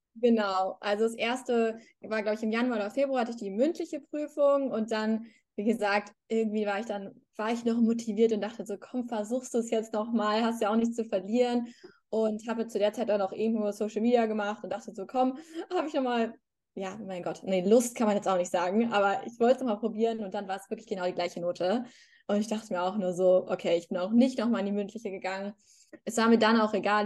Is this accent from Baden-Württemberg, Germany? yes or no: no; Hamburg, Germany; moved away as an adult; now in Madrid, Spain; ich bin ja auch aus, also ich komme auch aus Hamburg, ich habe in Hamburg studiert